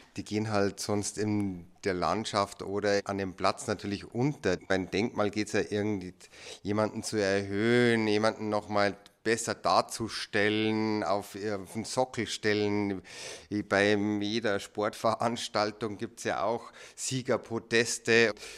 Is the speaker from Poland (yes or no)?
yes; Poland; German is a second language; moved away; ich komme aus Polen.